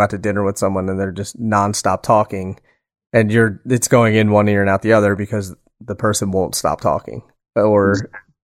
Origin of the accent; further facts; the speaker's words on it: Pennsylvania, United States; I'm from Pennsylvania.